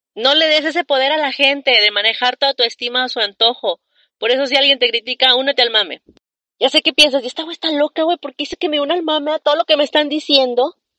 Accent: Saltillo, Coahuila, Mexico; aquí en Saltillo, Coahuila, de donde yo soy

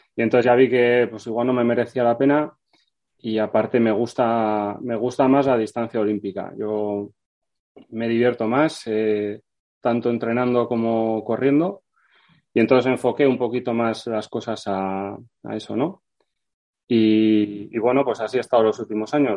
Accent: Vitoria-Gasteiz, Basque Country, Spain; yo soy de Vitoria

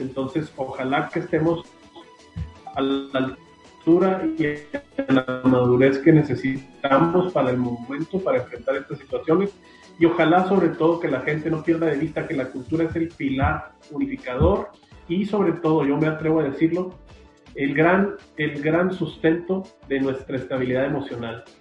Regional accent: Hidalgo del Parral, Chihuahua, Mexico; a la gente de Parral, de donde soy originario

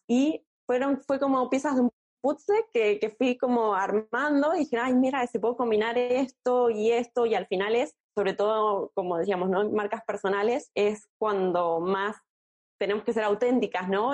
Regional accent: Argentina; moved away as an adult; now in Barcelona, Spain; soy argentina también, vivo en Barcelona hace unos cinco años

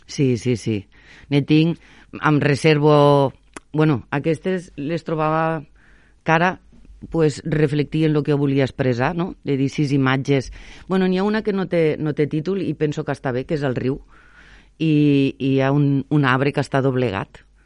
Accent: Sant Jaume d'Enveja, Catalonia, Spain; moved away; also born or lived in Valencia / Sant Feliu de Guíxols / Barcelona / Tarragona; em preguntaven que, que d'on era. Claro, jo, Sant Jaume d'Enveja

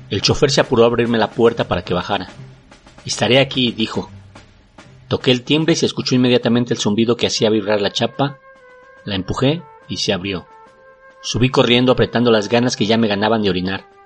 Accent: Mexico; Y es que si somos los mexicanos, somos racistas y clasistas.

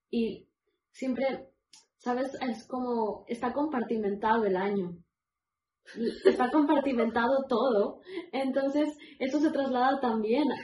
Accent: Barcelona, Catalonia, Spain; donde yo crecí en Barcelona, una callecita con hojas

